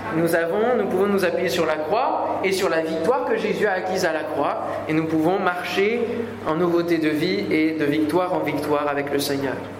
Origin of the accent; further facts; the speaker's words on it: France; chez nous, en France